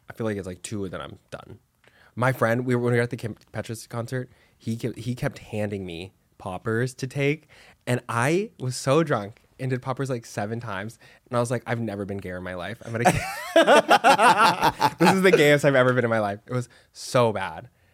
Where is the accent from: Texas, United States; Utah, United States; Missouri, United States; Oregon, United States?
Texas, United States; Dallas; now in Los Angeles, United States; I'm from Texas